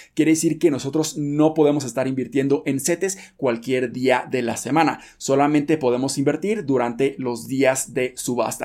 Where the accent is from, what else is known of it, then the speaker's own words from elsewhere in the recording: Mexico; nosotros como mexicanos